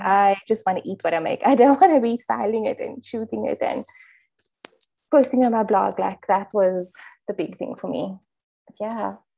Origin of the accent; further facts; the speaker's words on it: Cape Town, Western Cape, South Africa; I'm from Cape Town